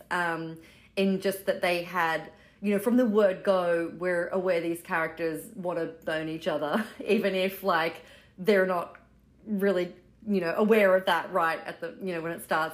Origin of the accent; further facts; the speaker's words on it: Australia; moved away as an adult; now in New York City, United States; I am Australian, uh, living in New York City. I've been here since 2009